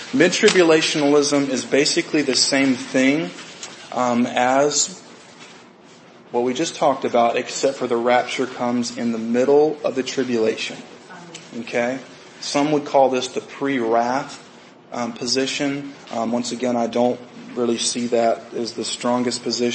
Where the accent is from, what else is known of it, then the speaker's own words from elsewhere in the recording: United States; for us as American believers